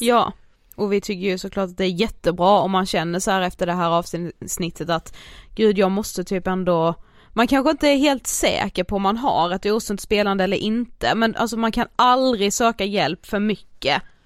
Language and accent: Swedish; Karlshamn, Blekinge, Sweden; vi kommer ju från Karlshamn